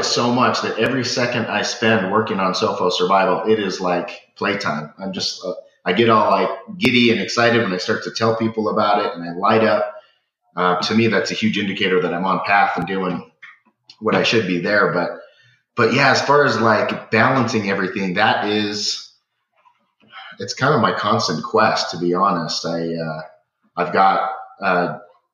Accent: Springville, Utah, United States; So I grew up in Springville, Utah, right here, just in the base of the Wasatch Mountains.

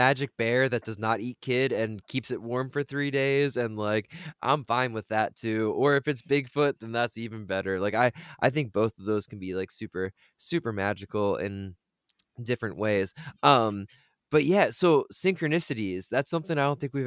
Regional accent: Delaware, United States; I'm from Delaware.

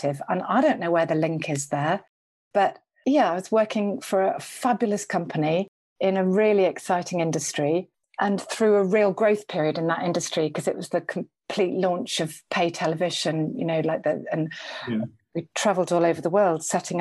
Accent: Liverpool, North West England, United Kingdom; I grew up near Liverpool.

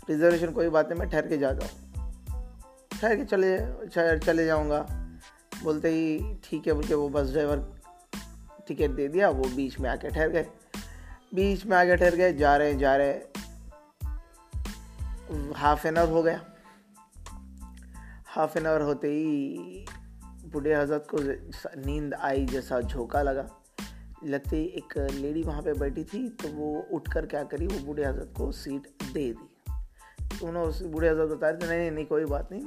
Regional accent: Telangana, India; I am travelling to Hyderabad because basically मैं तेलंगाना से हूँ तो हैदराबाद ट्रैवल कर रहा था

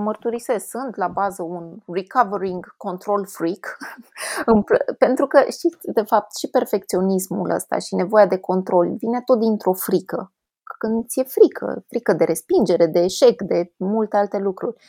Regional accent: Brașov, Brașov County, Romania; vin din Ardeal, din Brașov

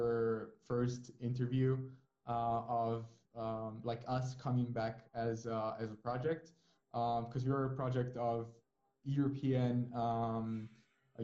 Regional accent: Naples, Campania, Italy; I'm from Naples

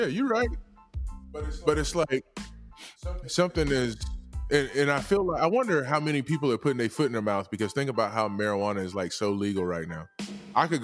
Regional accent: Georgia, United States; moved away; I'm from Georgia

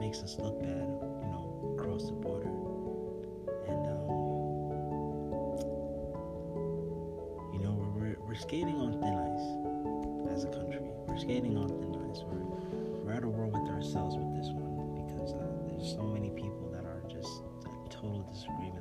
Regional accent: New York City, New York, United States; I grew up in Manhattan

